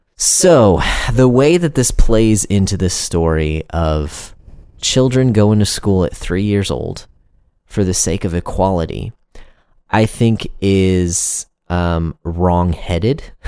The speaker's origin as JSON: {"language": "English", "country": "United States", "said": "me as an American"}